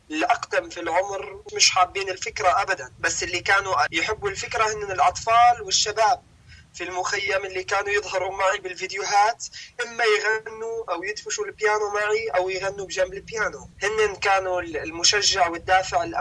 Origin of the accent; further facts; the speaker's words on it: Palestine; now in Syria; أنا فلسطيني لاجئ في سوريا والفلسطينيين بشكل عام شعب مثقف الموجودين في سوريا